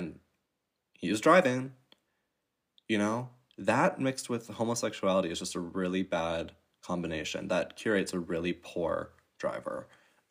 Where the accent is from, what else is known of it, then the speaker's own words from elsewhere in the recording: Chicago, Illinois, United States; moved away as an adult; now in Germany; I am from Chicago area. I was born there, but I really haven't been to the city much.